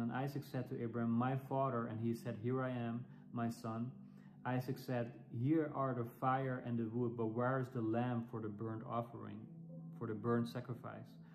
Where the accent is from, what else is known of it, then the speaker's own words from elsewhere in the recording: Netherlands; English is a second language; as you might hear from my accent, I'm, I'm European. I'm from the Netherlands. Uh, but I'm, I'm speaking English